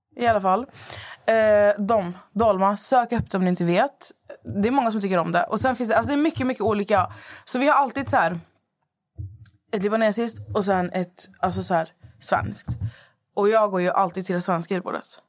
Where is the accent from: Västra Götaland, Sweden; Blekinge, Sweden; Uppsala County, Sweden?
Västra Götaland, Sweden; Skövde; moved away; jag är hemma i Skövde hos min mamma